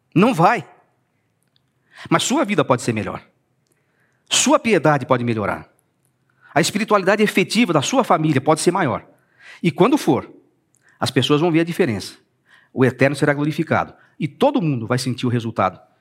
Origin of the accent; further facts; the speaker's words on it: São Paulo, Brazil; Eu sou paulistano